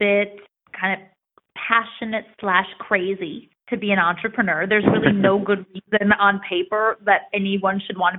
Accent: United States; I grew up about an hour outside of New York City

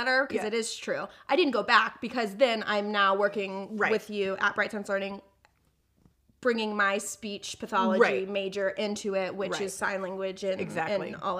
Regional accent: Georgia, United States; also born or lived in Florida; I'm from Georgia, and I born and raised actually in Florida, and then I moved to Georgia. That's where I did high school and college. I went to the University of West Georgia.

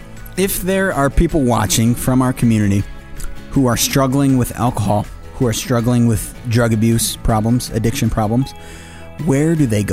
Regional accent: Pine Hill, south of Black River Falls, Wisconsin, United States; I grew up in Pine Hill, south of Black River.

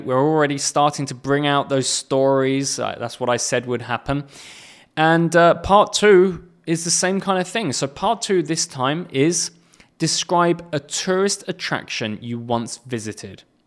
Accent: England, United Kingdom; moved away; England, which is my home nation

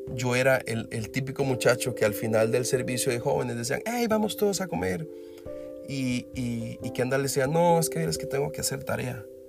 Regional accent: Costa Rica; no soy un limpiazo como decimos en Costa Rica

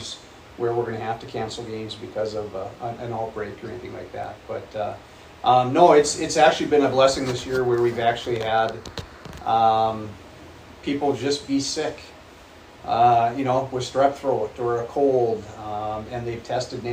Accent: North Dakota, United States; moved away; also born or lived in Grand Rapids; I'm a North Dakota boy, very proud of it

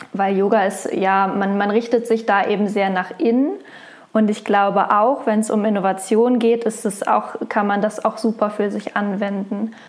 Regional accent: Wolfsburg, Lower Saxony, Germany; Geboren in Wolfsburg

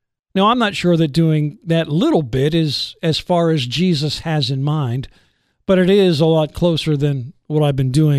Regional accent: New Jersey, United States; moved away; I grew up in New Jersey. I was there from 1960 until 1974

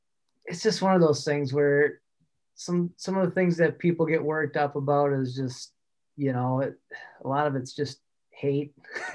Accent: La Crosse, Wisconsin, United States; also born or lived in western United States; Yeah, I was born and raised in La Crosse, Wisconsin. Kind of moved out west for a little while in my late teens, early 20s, but ventured back home.

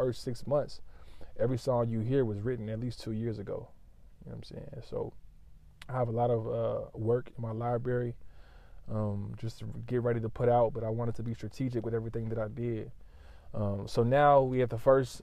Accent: Lawton, Oklahoma, United States; I'm from Lawton, Oklahoma

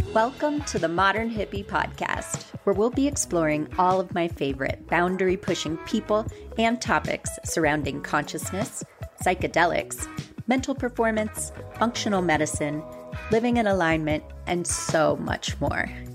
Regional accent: Southern Florida, United States; we're from Southern Florida.

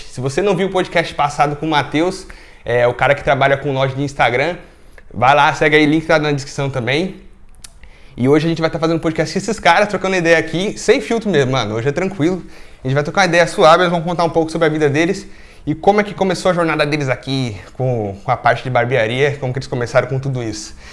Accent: Uberaba, Minas Gerais, Brazil; moved away as an adult; now in Belgium; eu sou de Uberaba.

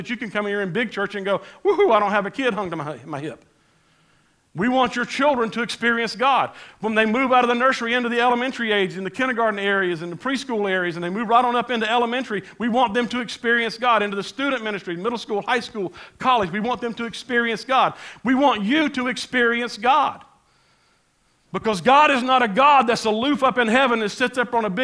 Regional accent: United States

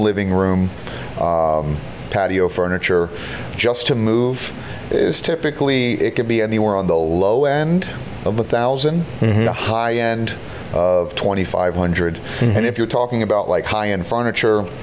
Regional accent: Florida, United States; Born here, raised here. And now I have a company here.

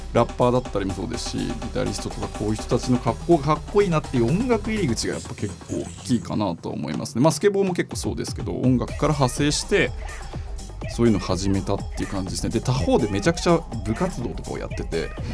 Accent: Hiroshima, Japan; 僕は地元が広島なんですけど

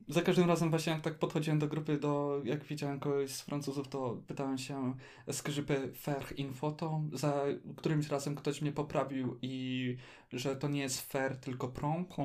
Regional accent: Poland; ktoś mówi w języku francuskim i to jeszcze Polak

